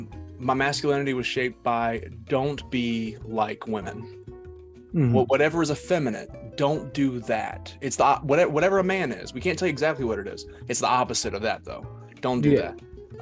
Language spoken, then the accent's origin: English; East Tennessee, United States; Yes, so I was born and raised in East Tennessee. So right in, you know, the southern side of the Appalachian Mountains, right there, central southern Appalachian Mountains. I was raised in a conservative Christian house